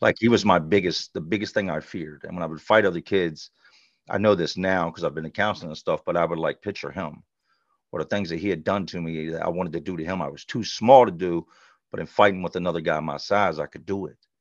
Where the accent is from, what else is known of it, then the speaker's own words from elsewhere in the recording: Charlotte, North Carolina, United States; now in Richmond, United States; I grew up in Charlotte